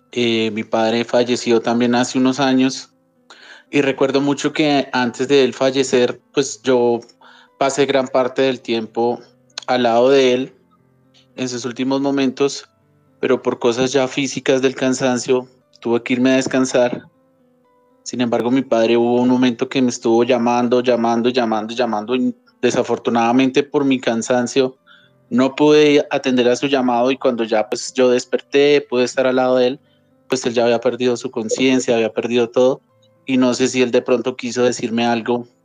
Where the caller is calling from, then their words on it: Bogotá, Colombia; Eh, de Bogotá, Colombia.